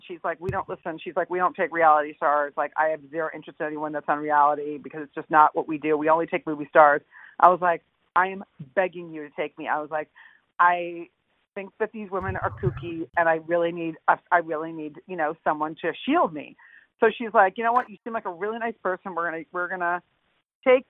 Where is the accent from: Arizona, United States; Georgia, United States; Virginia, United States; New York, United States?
New York, United States; I'm from New York